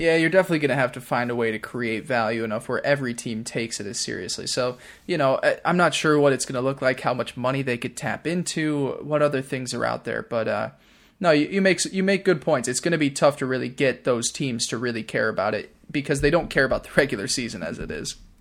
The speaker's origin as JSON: {"language": "English", "region": "New York", "country": "United States", "said": "being a New Yorker"}